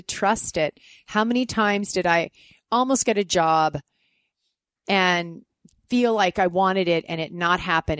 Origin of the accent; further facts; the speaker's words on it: Canada; moved away as an adult; I was Canadian